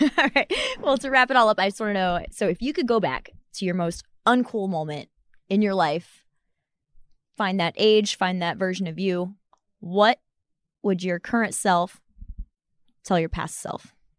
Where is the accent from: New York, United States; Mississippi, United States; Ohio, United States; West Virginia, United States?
Ohio, United States; we're both from Ohio